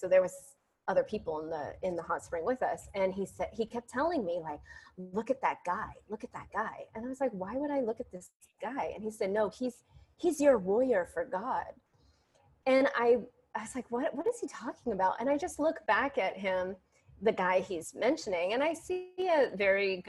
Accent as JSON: {"language": "English", "town": "San Francisco", "region": "California", "country": "United States", "moved": "as an adult", "lives_now": "Ashland, United States", "said": "I'm from San Francisco and here I am, you know, way up in Ashland"}